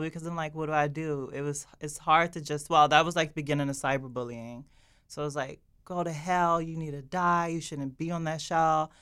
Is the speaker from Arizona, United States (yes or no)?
no; Maryland, United States; I come from Maryland, an all-Black area